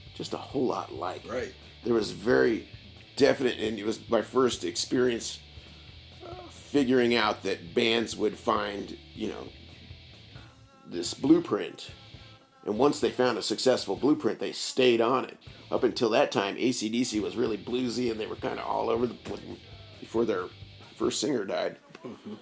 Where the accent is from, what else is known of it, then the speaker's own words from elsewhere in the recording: Bloomington, Indiana, United States; I was born in Bloomington, yeah. raised in Bloomington, went through uh, schools here